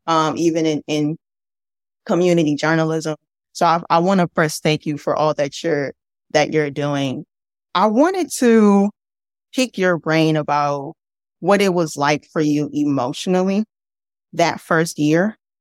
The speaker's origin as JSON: {"language": "English", "region": "Midwest", "country": "United States", "also_born_or_lived": "Mississippi / Louisiana", "lives_now": "Chicago, United States", "said": "I'm from the Midwest, right? But my mother's family is from Mississippi and my dad's family's from Louisiana"}